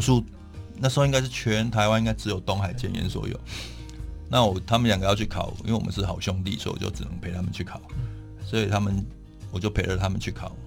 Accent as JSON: {"language": "Chinese", "region": "Taichung", "country": "Taiwan", "tie": "born or raised there", "moved": "as an adult", "lives_now": "Taipei, Taiwan", "said": "因为我是台中人，我是从台中上来的"}